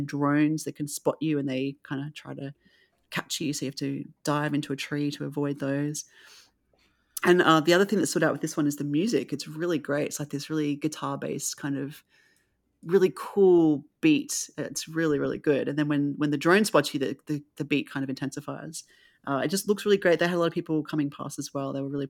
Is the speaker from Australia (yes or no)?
yes; Australia; especially just for me as an Australian to see all this great work coming out of Australia.